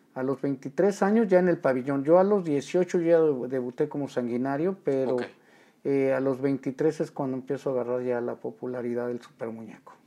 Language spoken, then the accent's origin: Spanish; Mexico City, Mexico; Del hermoso barrio de La Merced. Yo nací en el Distrito Federal.